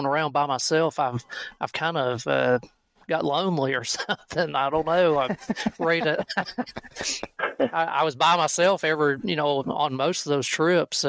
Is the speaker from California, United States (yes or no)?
no; Kentucky, United States; here in Kentucky